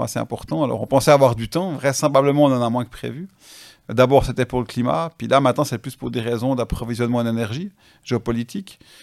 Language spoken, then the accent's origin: French; Switzerland; chez nous en Suisse